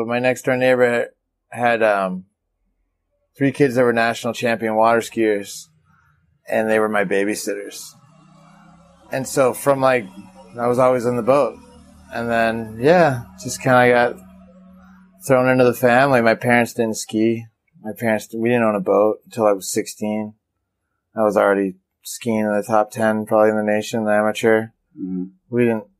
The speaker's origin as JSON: {"language": "English", "region": "Midwest", "country": "United States", "said": "But I was from the Midwest, and that was kind of a down."}